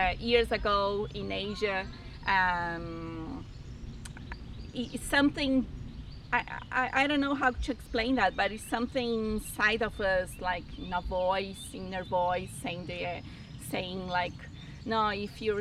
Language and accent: English; Argentina; now in Brazil; I'm actually from Argentina, but I live in Brazil.